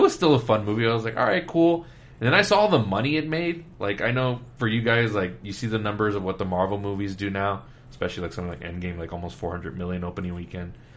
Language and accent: English; Laredo, Texas, United States; now in San Antonio, United States; I was born and raised in Laredo, Texas.